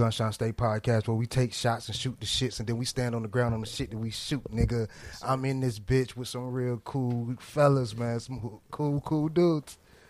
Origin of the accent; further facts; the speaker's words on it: Miami, Florida, United States; I'm from Miami.